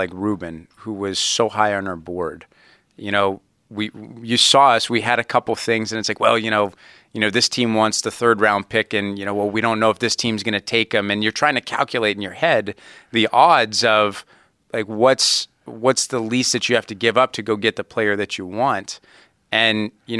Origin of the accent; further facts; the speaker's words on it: Youngstown, Ohio, United States; growing up in Youngstown, you know, the Browns and the Steelers are the two big teams in Youngstown, Ohio